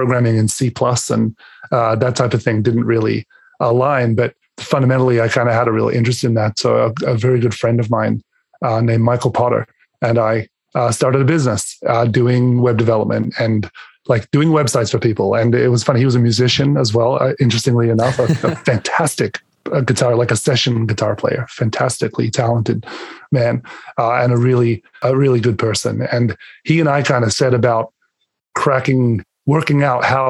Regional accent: Adelaide, South Australia, Australia; moved away as an adult; now in Canada; I was born and raised in Adelaide, Australia.

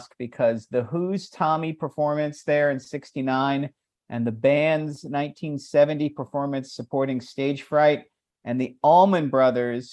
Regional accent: Annapolis, Maryland, United States; we played my hometown. We played two nights at the Ram's Head in Annapolis, Maryland

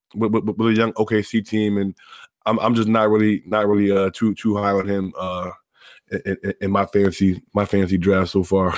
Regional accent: Silver Spring, Maryland, United States; I'm from right outside Washington, D C, the, the M-, Montgomery County area, Silver Spring, Maryland.

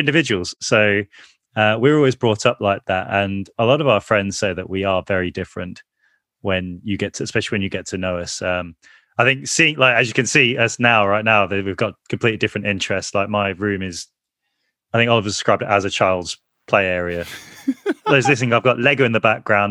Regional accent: Birmingham, West Midlands, United Kingdom; we grew up in the Aston Villa part of the city

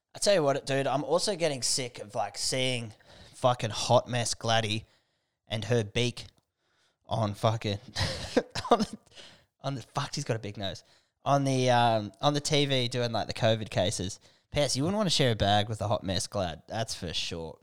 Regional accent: Canberra, Australian Capital Territory, Australia; now in Newcastle, Australia; I grew up in Canberra.

